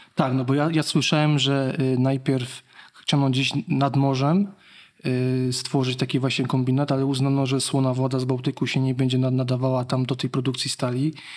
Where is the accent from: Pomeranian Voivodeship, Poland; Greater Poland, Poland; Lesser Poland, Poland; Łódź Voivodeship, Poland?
Lesser Poland, Poland; Kraków; jako Krakus